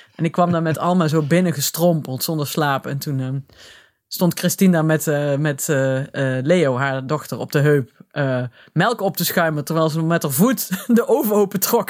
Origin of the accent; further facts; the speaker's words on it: Limburg, Netherlands; now in Nijmegen, Netherlands; ik kom ben een Limburger, trotse Limburger, die al heel lang bij Nijmegen woont, of in Nijmegen